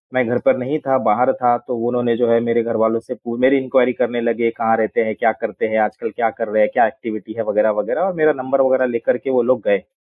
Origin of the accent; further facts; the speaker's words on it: Mumbai, Maharashtra, India; also born or lived in Pune; मेरा जन्म जो है पूना में हुआ है बेसिकली और उसके बाद फिर हम लोग बचपन से बॉम्बे में ही रहे